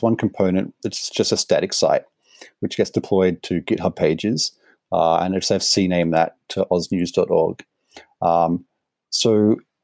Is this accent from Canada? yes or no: no; Australia; also born or lived in Sydney; I'm Australian, obviously, in Sydney